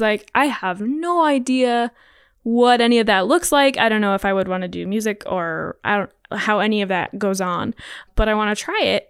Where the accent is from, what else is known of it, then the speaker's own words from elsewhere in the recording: Laurel, United States; I did preschool at a small church in Laurel and then kindergarten all the way through twelfth, I was Laurel Public Schools.